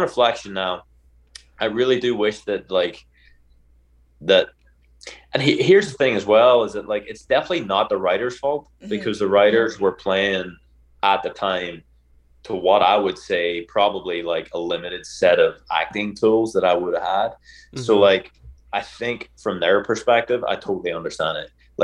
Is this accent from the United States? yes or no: no; Ireland; as an Irishman